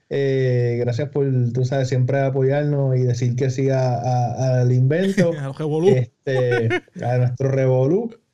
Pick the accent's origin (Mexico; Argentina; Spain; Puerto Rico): Puerto Rico; moved away; pues somos puertorriqueños